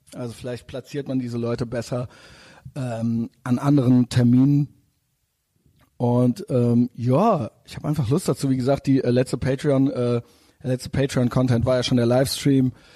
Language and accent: German; Germany; als Deutscher